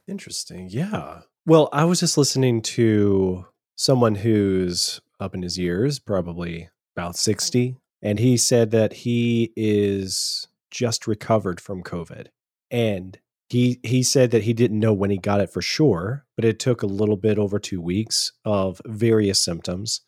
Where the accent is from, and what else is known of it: Powder Springs, Georgia, United States; born or raised there; also born or lived in Virginia